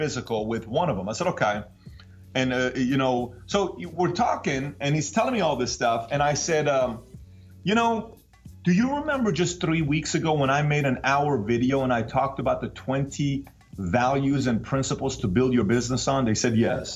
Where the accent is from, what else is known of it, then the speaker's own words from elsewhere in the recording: Iran; now in United States; I'm from Iran